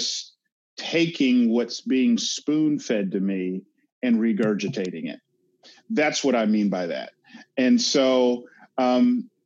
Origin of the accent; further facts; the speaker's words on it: Atlanta, Georgia, United States; growing up in Atlanta, again, I had segments of it that was white, but that was my world.